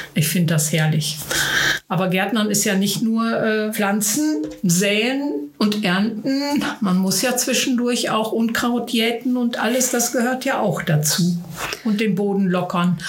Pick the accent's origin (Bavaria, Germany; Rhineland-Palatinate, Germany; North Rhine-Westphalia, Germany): North Rhine-Westphalia, Germany; Billerbeck; ich komme aus Billerbeck